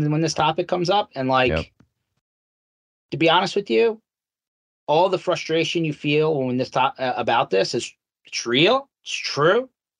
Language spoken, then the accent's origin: English; Philadelphia, Pennsylvania, United States; So I was born and raised here in Philadelphia, Philly Metro. My parents immigrated into the country.